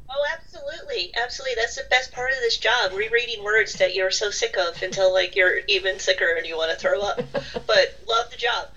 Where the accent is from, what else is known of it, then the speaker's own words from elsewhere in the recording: Southern California, United States; I grew up in Southern California